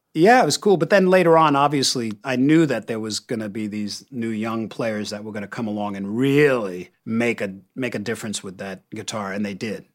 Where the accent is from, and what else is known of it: United States